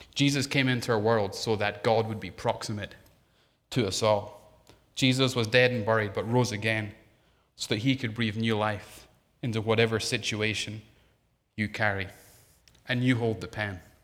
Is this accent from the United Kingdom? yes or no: yes; Scotland, United Kingdom; moved away; being Scottish